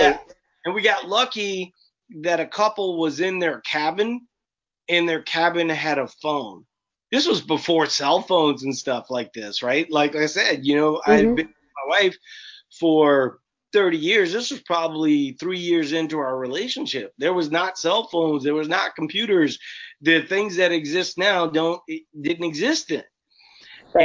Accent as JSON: {"language": "English", "town": "New Orleans", "region": "Louisiana", "country": "United States", "moved": "yes", "lives_now": "Minnesota, United States", "said": "I live in Minnesota, but I'm actually not from Minnesota. Mm-hmm. I'm from New Orleans"}